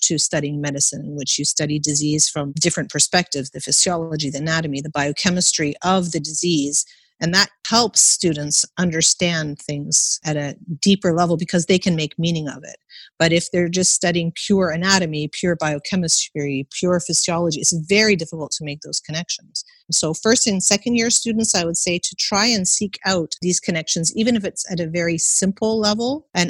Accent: Canada; I was born and raised in Canada, and I never took an exam in primary school. There were no exams.

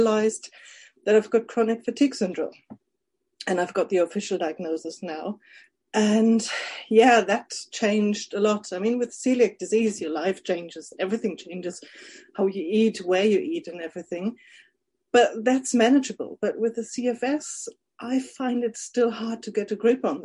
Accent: Germany; from Germany

